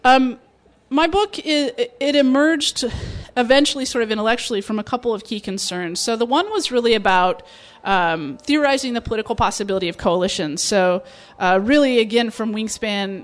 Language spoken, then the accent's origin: English; Nebraska, United States; moved away; also born or lived in Phoenix, Arizona; I grew up in Nebraska